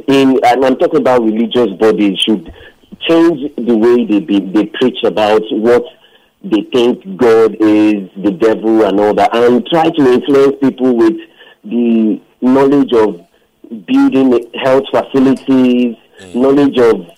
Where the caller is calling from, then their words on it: Lekki, Lagos, Nigeria; I'm calling from Lekki.